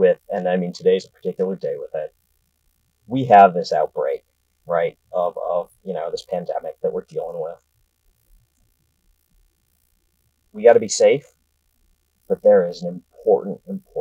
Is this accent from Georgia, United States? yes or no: no; outside Boston, Massachusetts, United States; now in Washington, D.C., United States; I grew up outside Boston, you know, born in the town where the Revolutionary War actually started